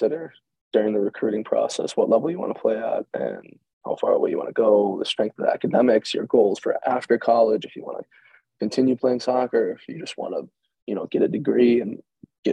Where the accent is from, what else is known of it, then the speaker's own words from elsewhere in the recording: Buffalo, New York, United States; I'm from Buffalo